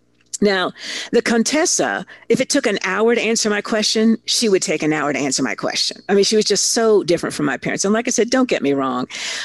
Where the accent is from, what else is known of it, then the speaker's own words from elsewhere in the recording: Italy; I grew up in Italy. My father was a big muckety-muck corporate executive, and he got a fabulous opportunity. So he moved me, my 2 sisters, my mother, to Italy before I was 6. So really, that's where I'm from.